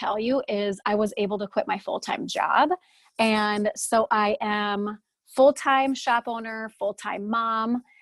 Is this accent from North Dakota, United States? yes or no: yes; Fargo, North Dakota, United States; I'm from Fargo, North Dakota. Everyone can hear it in my accent, I'm sure.